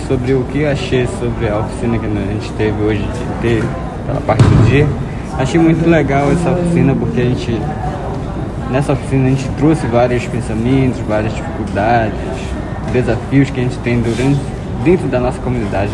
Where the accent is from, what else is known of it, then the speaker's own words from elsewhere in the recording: Taraquá community, Upper Rio Negro, Amazonas, Brazil; sou da etnia Tucano, sou da comunidade de Taraquá, do Baixo Rio Alpes, aqui do Alto Rio Negro